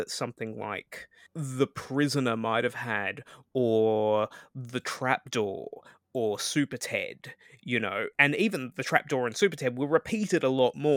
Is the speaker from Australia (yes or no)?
yes; Australia; speaking as an Australian